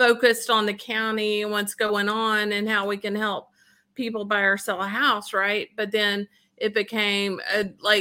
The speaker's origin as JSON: {"language": "English", "town": "Fort Worth", "region": "Texas", "country": "United States", "tie": "born or raised there", "moved": "as an adult", "lives_now": "Denton, United States", "said": "I grew up in Fort Worth, but got here as soon as I was able to, once I graduated from high school."}